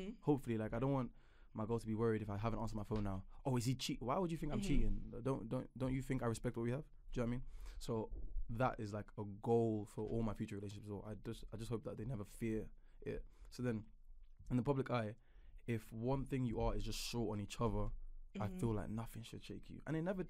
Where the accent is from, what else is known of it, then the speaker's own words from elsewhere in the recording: Nigeria; So, first and foremost, Nigerian girls, because I'm Nigerian, so that's what I know.